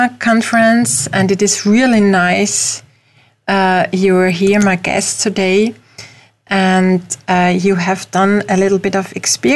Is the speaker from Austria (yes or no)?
yes; Austria; English is a second language; I'm from Europe, from Austria, as you can hear from my accent.